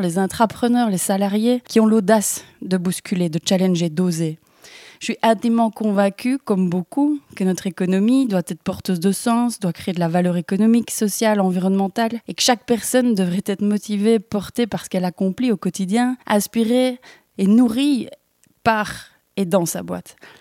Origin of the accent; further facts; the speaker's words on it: Belgium; accent: Belgian; je suis belge, si vous demandez euh, d'où vient ce petit accent